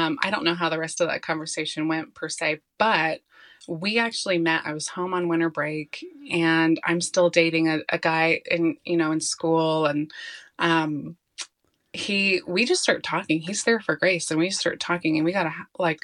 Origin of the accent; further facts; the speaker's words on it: Colorado, United States; I'm born and raised in Colorado